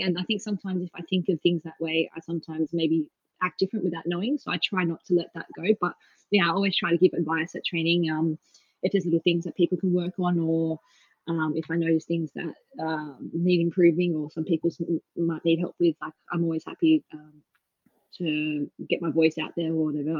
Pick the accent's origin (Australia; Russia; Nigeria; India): Australia; Perth, Western Australia; moved away as an adult; also born or lived in Melbourne, Australia; now in Bristol, United Kingdom; I'm originally obviously from Perth